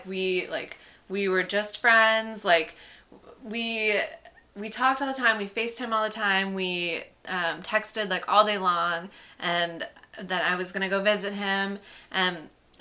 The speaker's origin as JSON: {"language": "English", "town": "Chicago", "region": "Illinois", "country": "United States", "moved": "as an adult", "lives_now": "New York, United States", "said": "I'm from Chicago, so a lot of people from my graduating high school class went to U of I."}